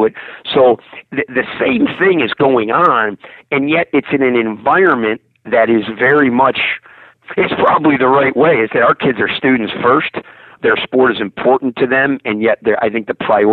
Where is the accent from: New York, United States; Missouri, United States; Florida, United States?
New York, United States; Rochester; I grew up in Rochester, New York, upstate